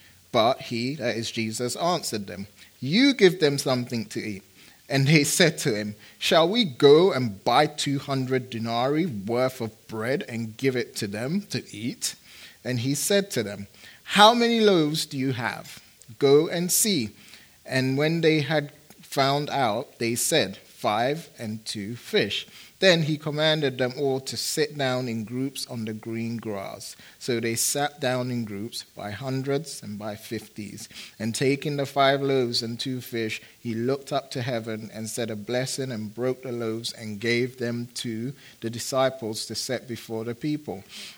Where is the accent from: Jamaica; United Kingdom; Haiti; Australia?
United Kingdom; England; also born or lived in Phoenix, United States; I'm a big soccer fan. I am, because I'm from England.